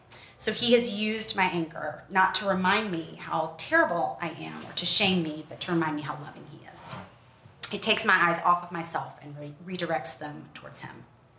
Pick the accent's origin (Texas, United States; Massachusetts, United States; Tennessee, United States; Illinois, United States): Tennessee, United States; Memphis; but I did grow up in the Deep South. I grew up in Memphis.